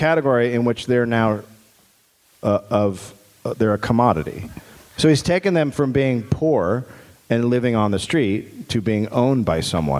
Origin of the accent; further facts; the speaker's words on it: United States; being an American